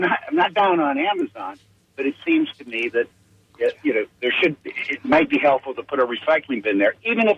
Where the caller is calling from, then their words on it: Tampa, Florida, United States; from Tampa.